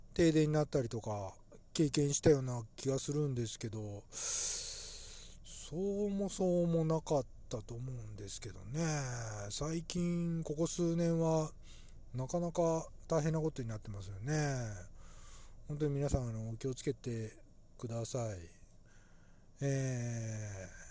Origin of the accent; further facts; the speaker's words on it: Nagoya, Aichi, Japan; 私の地元はですね、えー、愛知県名古屋市なのです